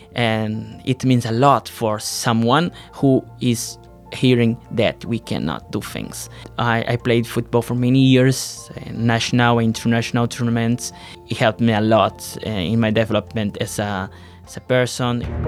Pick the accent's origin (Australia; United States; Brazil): Brazil; I'm from Brazil